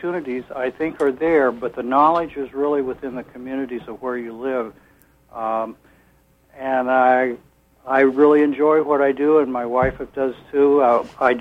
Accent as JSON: {"language": "English", "region": "Midwest", "country": "United States", "tie": "born or raised there", "moved": "as an adult", "lives_now": "Garland, United States", "said": "My wife and I grew up in the Midwest around farming and came to Maine"}